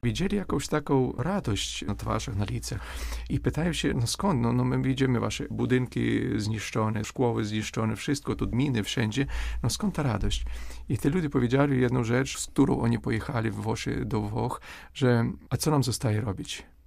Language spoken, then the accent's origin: Polish; Ukraine; Polish is a second language; my odczuwamy jako Ukraińcy